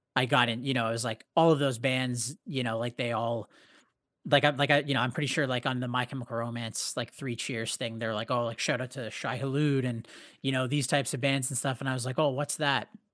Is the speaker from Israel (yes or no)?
no; Canada; we have this band, we're from Canada